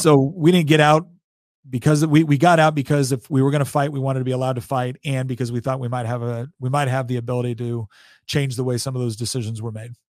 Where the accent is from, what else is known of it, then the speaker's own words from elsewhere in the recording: Chico, California, United States; moved away as an adult; also born or lived in Hawaii; now in Virginia, United States; we grew up in a, in a really beautiful, nice little, little place in Northern California called Chico